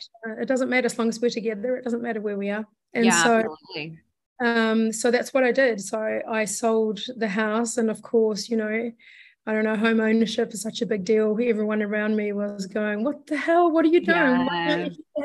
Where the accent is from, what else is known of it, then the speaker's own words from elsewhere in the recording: Sweden; moved away; I'm from Sweden originally.